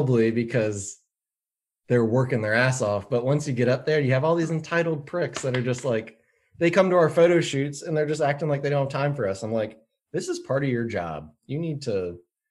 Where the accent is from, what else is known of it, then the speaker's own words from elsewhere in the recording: Winchester, Virginia, United States; now in Charlottesville, United States; we grew up in near Winchester.